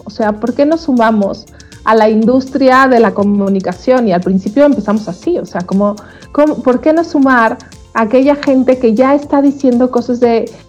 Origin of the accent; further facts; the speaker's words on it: Mexico; cómo somos los mexicanos